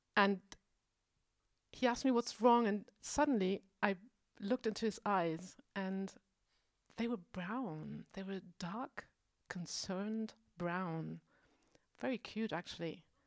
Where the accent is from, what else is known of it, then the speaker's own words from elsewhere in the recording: Germany; now in Berlin, Germany; I'm from West Germany